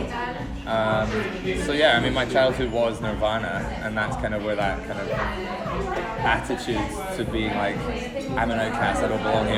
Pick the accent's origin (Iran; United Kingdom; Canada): United Kingdom; Edinburgh, Scotland; moved away as an adult; also born or lived in Aberdeen; now in London, United Kingdom; I grew up in Edinburgh